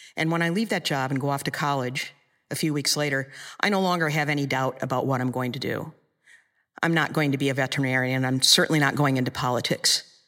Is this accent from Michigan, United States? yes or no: yes; Michigan, United States; in Michigan, in my hometown